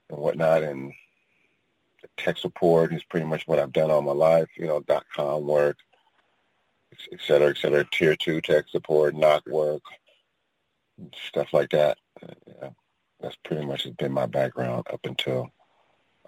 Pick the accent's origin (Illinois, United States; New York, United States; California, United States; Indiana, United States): California, United States; San Francisco Bay Area; I'm originally from the San Francisco Bay Area, born and raised